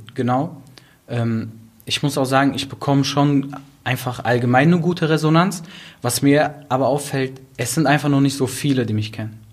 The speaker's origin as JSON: {"language": "German", "town": "Duisburg", "region": "North Rhine-Westphalia", "country": "Germany", "tie": "born or raised there", "said": "ich komme aus Duisburg, bin aufgewachsen in Marxloh"}